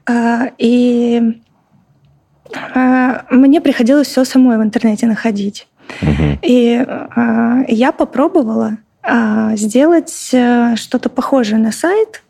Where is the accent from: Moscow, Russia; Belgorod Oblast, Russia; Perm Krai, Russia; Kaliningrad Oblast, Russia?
Belgorod Oblast, Russia; Stary Oskol; moved away as an adult; also born or lived in Saint Petersburg; Я родилась сама в Старом Осколе